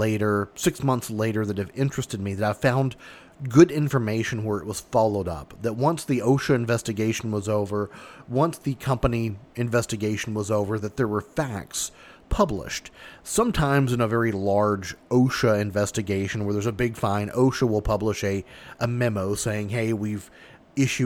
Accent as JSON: {"language": "English", "region": "Kentucky", "country": "United States", "tie": "born or raised there", "said": "my home state of Kentucky"}